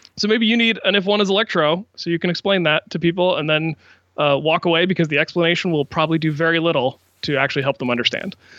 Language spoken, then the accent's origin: English; Washington, District of Columbia, United States; my hometown of Washington, D C